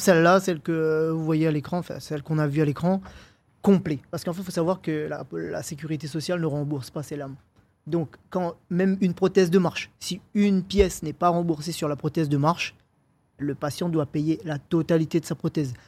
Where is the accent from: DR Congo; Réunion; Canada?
Réunion; moved away as an adult; also born or lived in Paris; quand j'étais chez moi à la Réunion